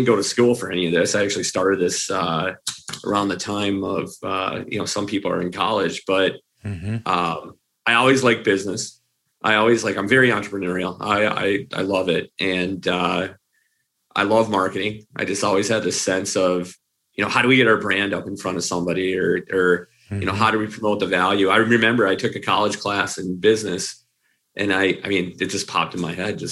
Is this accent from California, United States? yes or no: no; Minneapolis, Minnesota, United States; I grew up in Minneapolis. I live here in Minneapolis